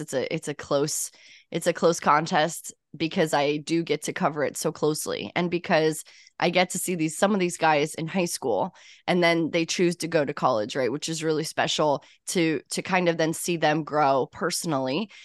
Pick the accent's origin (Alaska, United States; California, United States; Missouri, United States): Missouri, United States; St. Louis; moved away as an adult; now in New York, United States; I am originally from Saint Louis, Missouri